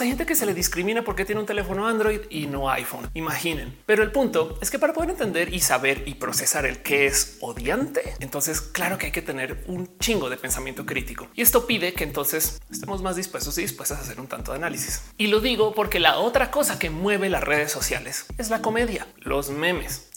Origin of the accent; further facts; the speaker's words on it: Colombia; moved away; también soy colombiana